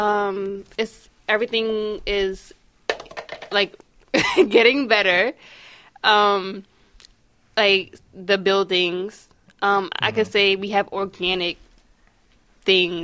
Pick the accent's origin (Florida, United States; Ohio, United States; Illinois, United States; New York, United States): New York, United States; New York City; I grew up in Bushwick